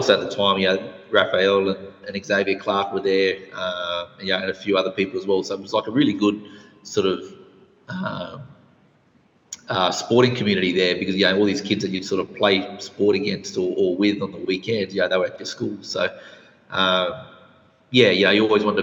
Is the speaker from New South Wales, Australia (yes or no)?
no; Darwin, Northern Territory, Australia; Grew up, obviously, in Darwin